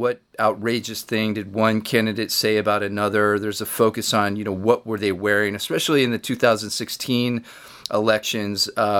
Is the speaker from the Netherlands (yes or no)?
no; United States; Although I am a quarter Canadian by heritage, I'm born and raised in the United States